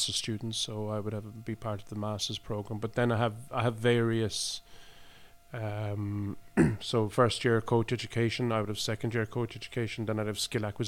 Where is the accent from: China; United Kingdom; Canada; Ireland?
Ireland; also born or lived in Cork; now in Oslo, Norway; we come from Ireland